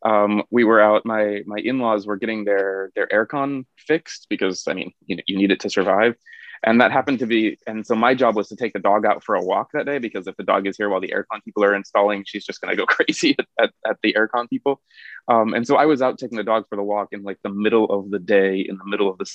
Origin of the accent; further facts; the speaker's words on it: Arizona, United States; now in South Korea; I grew up in Arizona